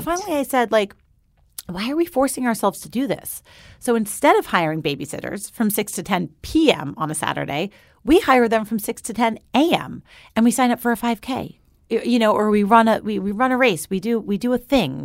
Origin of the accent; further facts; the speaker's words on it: New York, United States; I grew up just outside of New York City, and then I moved to the city.